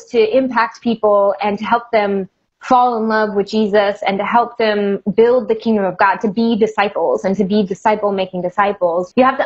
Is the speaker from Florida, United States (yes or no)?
yes; South Florida, United States; moved away as an adult; now in New York City, United States; Growing up in South Florida, and particularly in the area that I was in, to your point, it wasn't a small town in any way